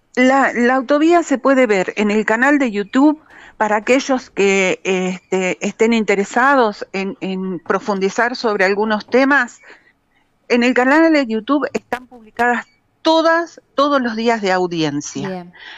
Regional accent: Cosquín, Córdoba, Argentina; los habitantes de Punilla sabemos, y en Cosquín lo hemos sufrido terriblemente

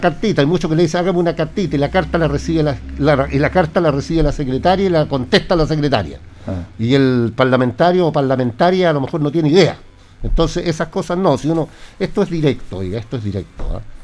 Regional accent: Linares, Maule, Chile; yo soy de Linares

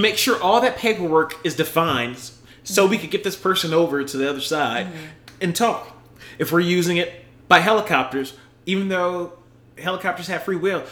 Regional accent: United States; I'm fucking American an American that put my fucking life on the line serving the military

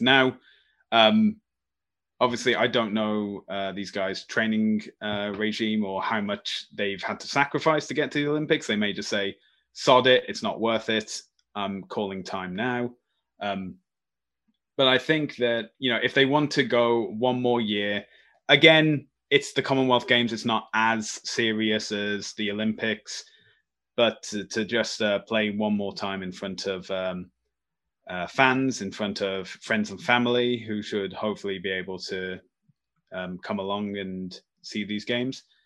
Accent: Birmingham, West Midlands, United Kingdom; my hometown, Birmingham

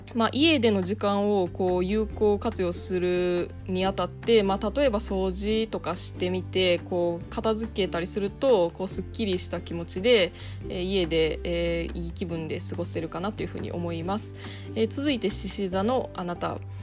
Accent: Osaka, Japan; moved away as an adult; now in Ireland; 私は大阪出身

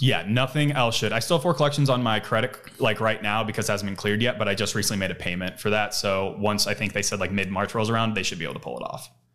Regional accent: Cleveland, Ohio, United States; moved away as an adult; also born or lived in Los Angeles, California; now in Austin, United States; I moved from out of state, I moved from Cleveland

